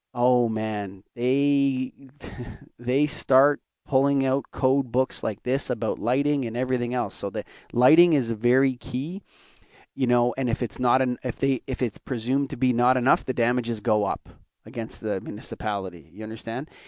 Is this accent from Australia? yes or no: no; Canada; I'm a Canadian